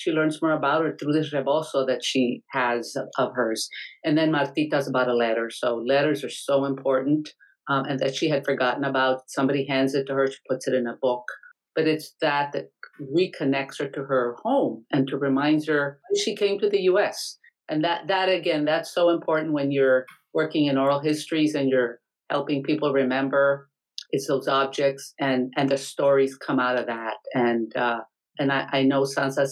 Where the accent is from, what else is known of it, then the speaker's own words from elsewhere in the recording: Mexico; now in Rhode Island, United States; I'm Mexican-American. I was born in Mexico, but I consider myself Mexican-American